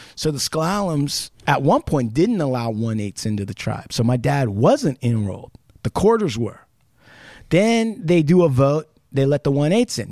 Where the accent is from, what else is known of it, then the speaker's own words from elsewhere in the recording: Puyallup Indian Reservation, Washington, United States; I grew up on the Puyallup Indian Reservation